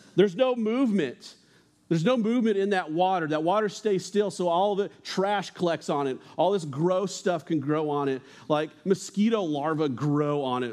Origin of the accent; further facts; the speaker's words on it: New Mexico, United States; I grew up in New Mexico, uh, and New Mexico backyards, let me tell you, are a little different than Ohio backyards.